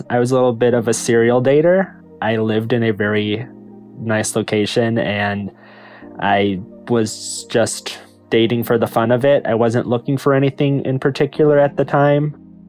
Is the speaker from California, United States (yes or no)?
no; Griffith, Indiana, United States; I am 34. I am a systems manager, and I'm originally from Griffith, Indiana.